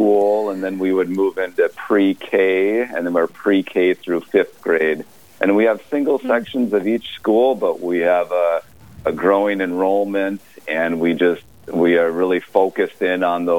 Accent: Grand Forks, North Dakota, United States; now in Moorhead, United States; growing up in Grand Forks, I just can't get away from the north side

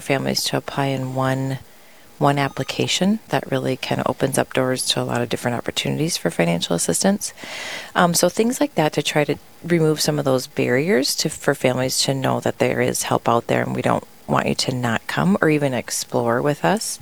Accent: Tracy, Minnesota, United States; now in Sioux Falls, United States; I grew up in Minnesota and was able to go to my parents sent us to a Catholic elementary in my town of Tracy, Minnesota

